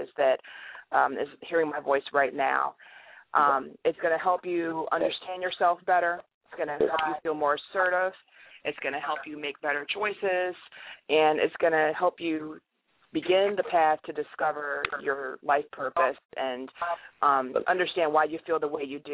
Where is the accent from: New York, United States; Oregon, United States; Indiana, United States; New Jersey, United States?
New York, United States; upstate; moved away as an adult; also born or lived in Pittsburgh, Pennsylvania / Washington D.C. area / Virginia Beach, Virginia; now in Atlanta, United States; I was born in Pittsburgh. I don't really know a lot about Pittsburgh, but I was born there. But I was raised in upstate New York.